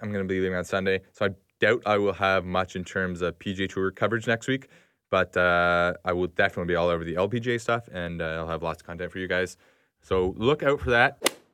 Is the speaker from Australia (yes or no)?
no; Canada; as a Canadian